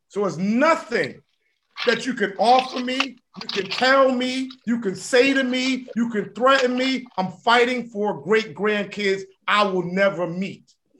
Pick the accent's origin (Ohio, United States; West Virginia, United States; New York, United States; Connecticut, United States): Connecticut, United States; New Haven; And I'm we from New Haven. We know how to get gully. We know how to be raw.